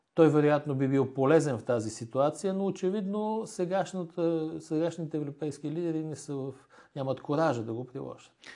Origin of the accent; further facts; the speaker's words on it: Bulgaria; аз лично като български гражданин